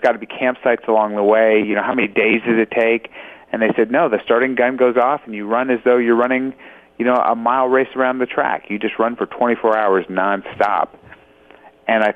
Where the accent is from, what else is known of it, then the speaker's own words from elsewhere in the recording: Los Angeles, California, United States; I was born in Los Angeles. So California born and raised